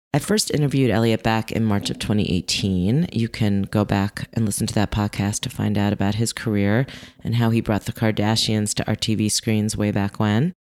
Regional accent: New York, United States; I was living in New York. I was growing up in New York. I was in high school

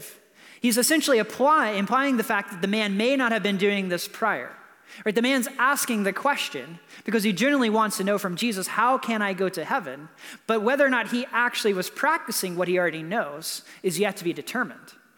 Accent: North Carolina, United States; moved away as an adult; also born or lived in Milwaukee, Wisconsin; now in Los Angeles, United States; I grew up in North Carolina, and so I was this like Southern boy

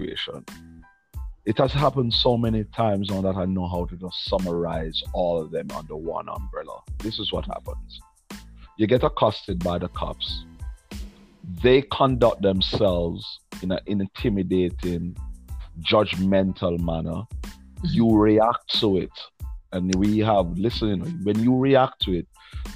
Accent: New York area, United States; we're from the New York area

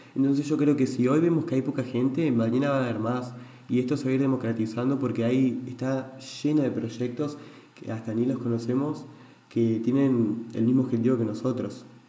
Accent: Entre Ríos, Argentina; now in Buenos Aires, Argentina; soy de Entre Ríos

